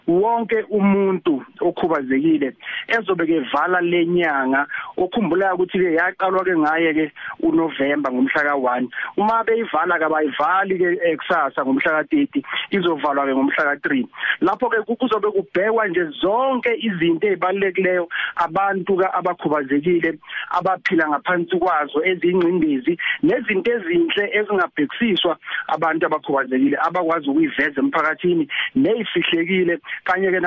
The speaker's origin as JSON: {"language": "Zulu", "town": "Eshowe", "region": "KwaZulu-Natal", "country": "South Africa", "said": "njengoba seshilo uMroza ngiphuma lapha eShowe eMbongolwane"}